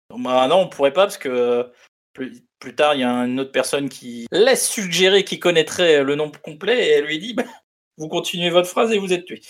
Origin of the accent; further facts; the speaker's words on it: France; on est en France et qu'on est français